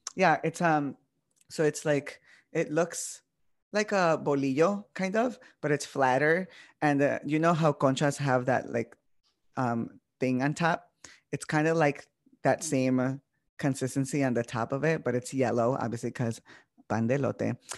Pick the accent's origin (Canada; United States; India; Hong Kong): United States; Chicago, Illinois; first language Spanish; English is a second language; I grew up in Little Village.